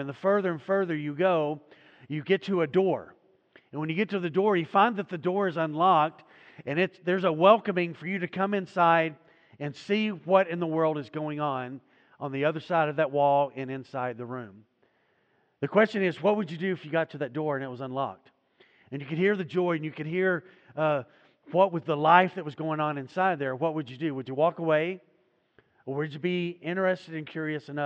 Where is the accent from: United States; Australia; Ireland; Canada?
United States; Growing up in the United States of America